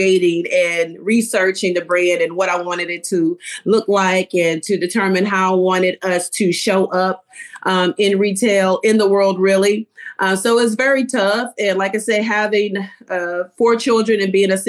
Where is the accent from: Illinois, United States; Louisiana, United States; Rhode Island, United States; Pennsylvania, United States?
Louisiana, United States; Baton Rouge; now in Houston, United States; I'm originally from Baton Rouge, Louisiana